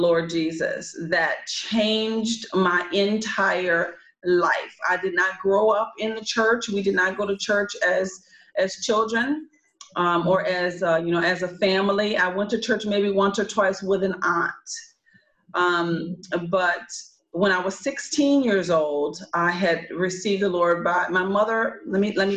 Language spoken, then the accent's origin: English; New Orleans, Louisiana, United States; moved away as an adult; also born or lived in Los Angeles, California; I come to you from New Orleans, Louisiana. I have not lived home since I was 18 years old.